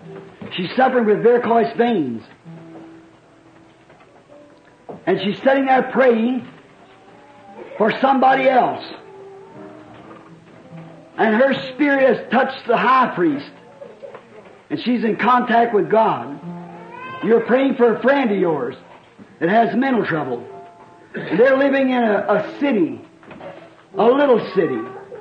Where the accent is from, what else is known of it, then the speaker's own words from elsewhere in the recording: Burkesville, Kentucky, United States; I'm from Burksville, Kentucky.